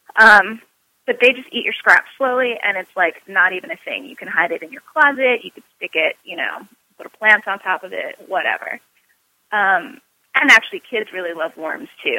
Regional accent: New York City, New York, United States; I'm a New Yorker.

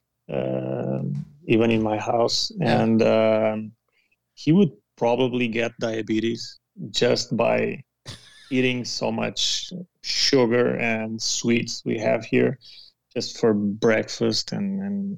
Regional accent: Portugal; English is a second language

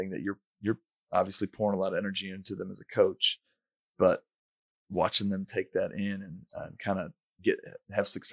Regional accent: Michigan, United States; I grew up in Michigan

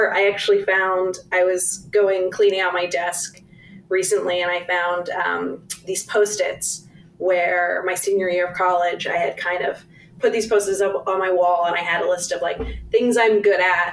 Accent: Charleston, West Virginia, United States; moved away as an adult; also born or lived in Washington, D.C.; I am from Charleston, West Virginia.

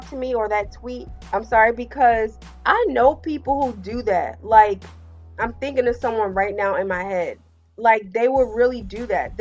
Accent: New Jersey, United States; he is based in my home state.

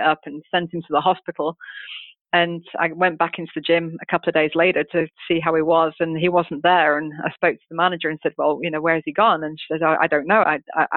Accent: United Kingdom; moved away; come in as a Brit

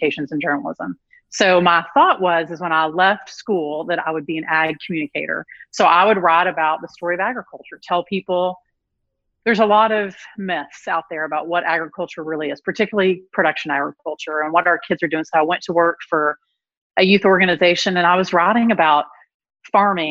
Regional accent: Dumas, Texas, United States; accent: Southern; I'm from Dumas. So if you know the top part of Texas

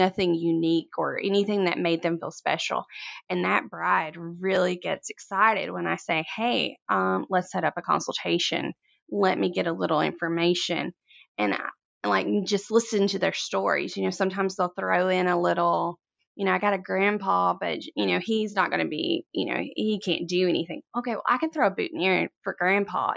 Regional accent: Corinth, Mississippi, United States; I'm from Corinth, Mississippi. It's a very small town. very little goes on here, but flowers are kinda just part of, like, the farming community here, and I grew up a farmer's daughter

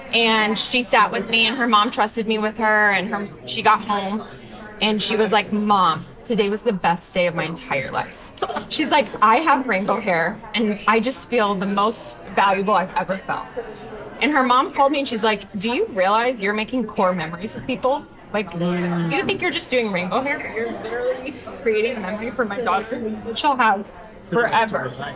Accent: Denton, Texas, United States; I'm from a small town. I'm from Denton, Texas

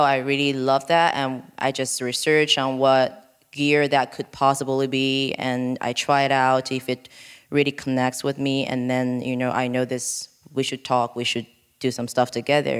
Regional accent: Guiyang, Guizhou, China; moved away; monkeys in my hometown

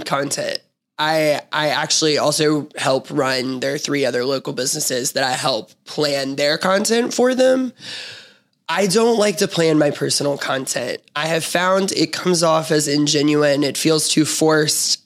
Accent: Memphis, Tennessee, United States; I'm being from Memphis, born and raised. I was raised in East Memphis

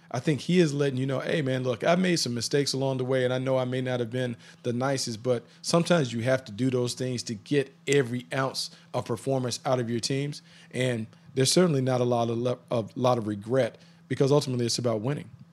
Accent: North Carolina, United States; growing up in North Carolina, being a Tar Heel fan

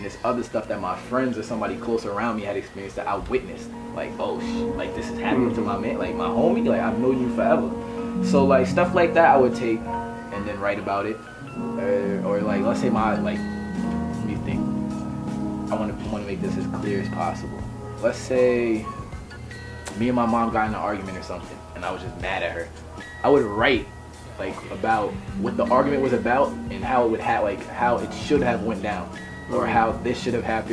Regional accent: New York, United States; We're both from New York

